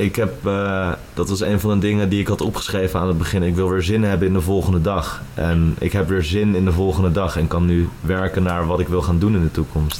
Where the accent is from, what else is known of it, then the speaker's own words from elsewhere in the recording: Huizen, North Holland, Netherlands; moved away as an adult; also born or lived in Amsterdam; Ik kom oorspronkelijk uit Huizen en uh, woon alweer zes jaar in Amsterdam